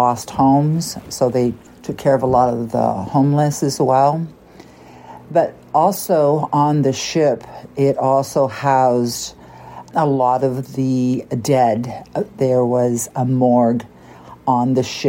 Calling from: California, United States; I'm calling from California

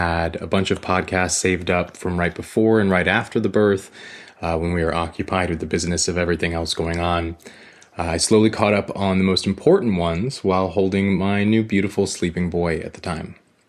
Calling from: Florida, United States; I'm calling from Florida.

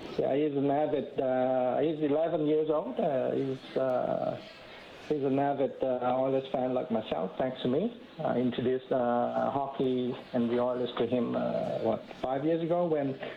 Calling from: Hong Kong; I'm calling from Hong Kong.

